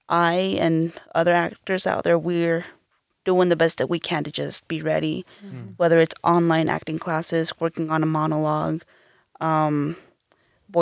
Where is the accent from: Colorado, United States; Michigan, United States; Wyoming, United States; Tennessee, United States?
Wyoming, United States; Evanston; moved away as an adult; now in Los Angeles, United States; growing up in Evanston, Wyoming